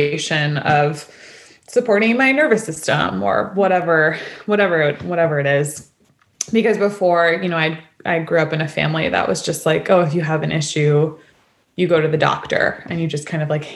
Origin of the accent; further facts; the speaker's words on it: New York City, New York, United States; moved away as an adult; also born or lived in Olympia, Washington; I grew up in New York City